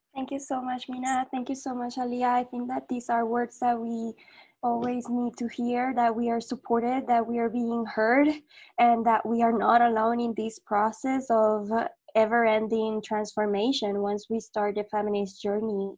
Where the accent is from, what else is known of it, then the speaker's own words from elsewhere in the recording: Puerto Rico; now in Mexico; living in Mexico, I'm from Puerto Rico, and living here in Mexico